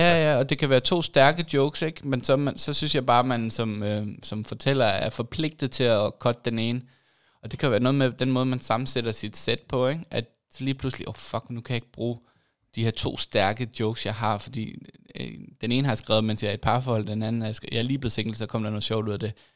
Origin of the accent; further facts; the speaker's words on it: Lolland, Zealand, Denmark; moved away as an adult; also born or lived in Aarhus / Copenhagen; jeg voksede op på Lolland